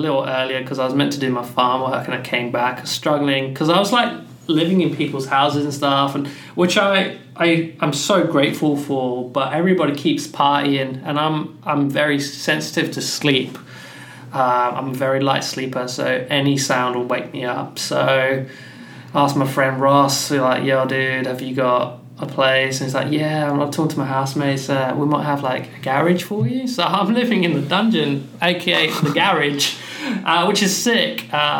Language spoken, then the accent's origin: English; Pakistan; like I said, I'm Pakistani and Pakistani speak Urdu and Punjabi